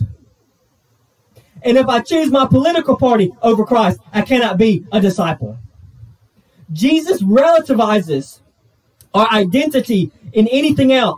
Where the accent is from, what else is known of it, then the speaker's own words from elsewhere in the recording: United States; I'm half white, I'm half Thai, I'm an American